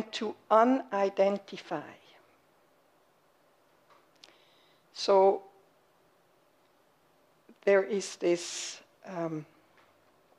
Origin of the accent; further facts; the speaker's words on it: Switzerland; moved away as an adult; now in United States; I was raised and born in Switzerland and lived there for 41 years.